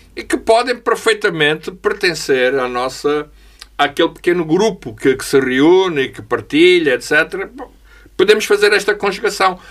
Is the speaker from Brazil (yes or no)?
no; Angola; eu sou angolano